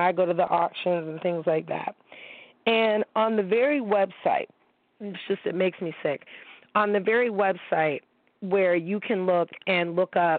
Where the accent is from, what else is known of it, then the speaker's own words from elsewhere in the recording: Niagara Falls, New York, United States; I grew up in Niagara Falls, okay, New York